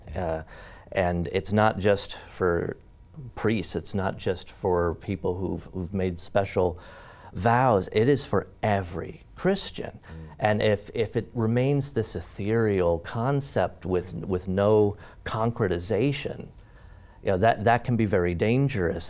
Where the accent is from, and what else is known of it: Mount Pleasant, Pennsylvania, United States; born or raised there